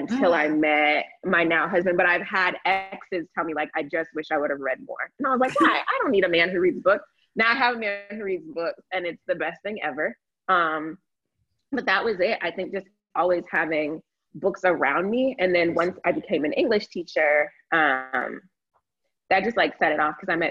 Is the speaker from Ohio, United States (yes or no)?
no; Florida, United States; moved away as an adult; also born or lived in North Carolina; I grew up in Florida too.